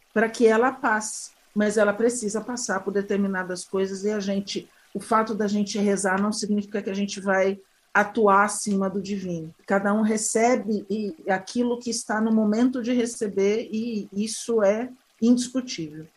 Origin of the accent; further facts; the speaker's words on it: Pantanal of Mato Grosso, Brazil; nasci há 56 anos é, no Pantanal Mato Grossense, no extremo oeste do Pantanal